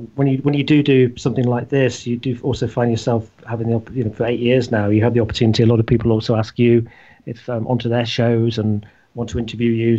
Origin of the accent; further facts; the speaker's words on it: Leicestershire, East Midlands, United Kingdom; in our hometown in Leicestershire, or my hometown of Leicestershire